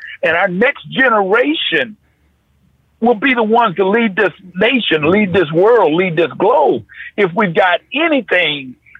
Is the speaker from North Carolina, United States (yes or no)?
yes; North Carolina, United States; I grew up in North Carolina, but after 9 o'clock at night, that's what you get.